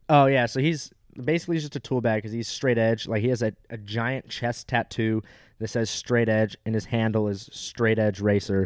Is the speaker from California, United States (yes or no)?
yes; Orange County, California, United States; moved away; I will see you back in my hometown.